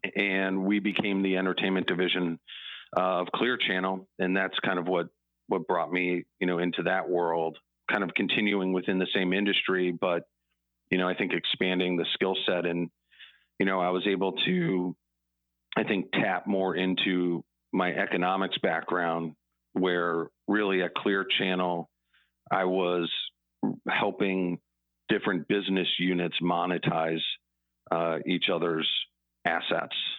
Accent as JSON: {"language": "English", "town": "Chicago", "region": "Illinois", "country": "United States", "tie": "born or raised there", "said": "I grew up in Chicago"}